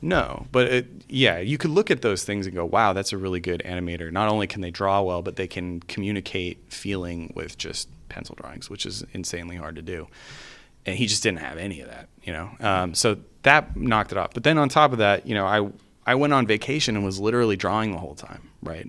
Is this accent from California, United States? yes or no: yes; California, United States; moved away as an adult; also born or lived in Salt Lake City, Utah; I had born and raised in California and, uh, I went to school there.